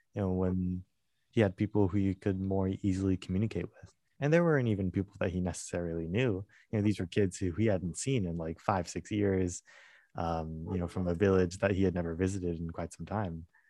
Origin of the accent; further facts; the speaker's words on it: United States; I was born and raised in the United States